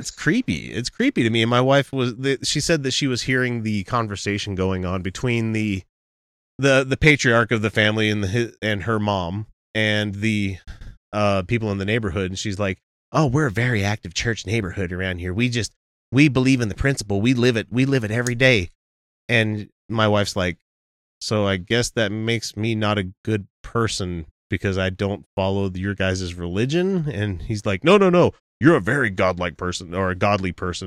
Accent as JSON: {"language": "English", "region": "Utah", "country": "United States", "said": "we're from Utah."}